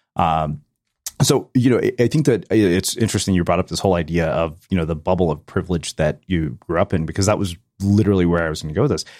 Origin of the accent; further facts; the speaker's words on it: Texas, United States; I grew up in Texas